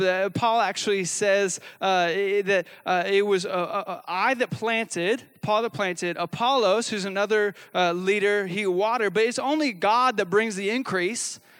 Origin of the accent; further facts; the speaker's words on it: the Northwest, Pacific Northwest, United States; I come from the Northwest where we actually, like, eat legalistic people for dinner.